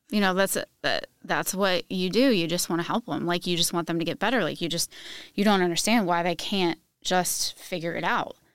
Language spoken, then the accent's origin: English; Virginia, United States; moved away as an adult; now in Indiana, United States; I just moved to Indiana two years ago, but I'm originally from Virginia